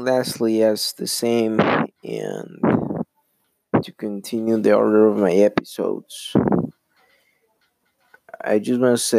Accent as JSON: {"language": "English", "country": "Colombia", "second_language": "English", "said": "In my case, I'm from Colombia."}